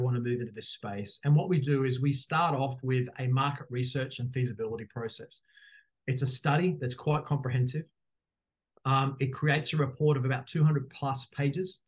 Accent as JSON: {"language": "English", "country": "Australia", "also_born_or_lived": "Dubai", "moved": "as an adult", "said": "As people will know quickly from my accent, I am Australian"}